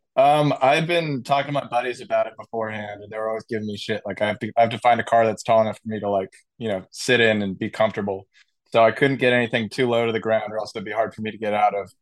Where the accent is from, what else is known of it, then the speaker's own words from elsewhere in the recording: San Diego, California, United States; growing up in San Diego